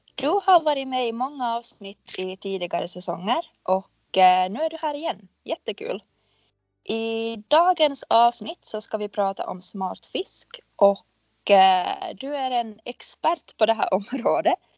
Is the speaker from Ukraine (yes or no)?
no; Finland; jag är en finlandssvensk marknadsförare